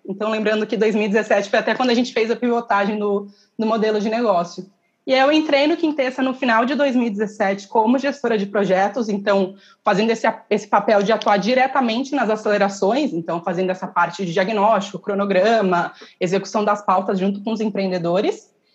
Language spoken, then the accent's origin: Portuguese; interior of São Paulo, Brazil; moved away as an adult; now in São Paulo, Brazil; eu nasci em São Paulo, mas cresci no, no interior e voltei para cá, para São Paulo, para estudar